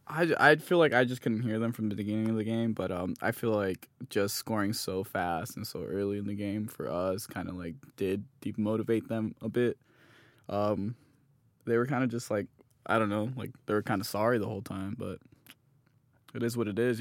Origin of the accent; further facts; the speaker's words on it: Hesperia, California, United States; also born or lived in Los Angeles / South Lake Tahoe; I was born in Los Angeles, but, uh, we moved to Hesperia, California. I moved around, like, when I was five or six. Um, grew up there most of my life